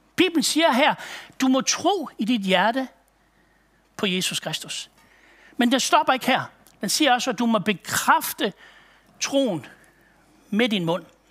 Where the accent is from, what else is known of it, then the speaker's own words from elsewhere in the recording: Aalborg, North Denmark Region, Denmark; Jeg kommer fra Aalborg-egnen af